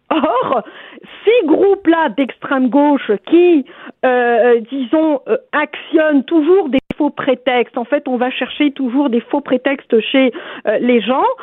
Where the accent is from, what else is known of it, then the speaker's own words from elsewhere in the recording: Algeria; now in Quebec, Canada; je viens moi-même d'Algérie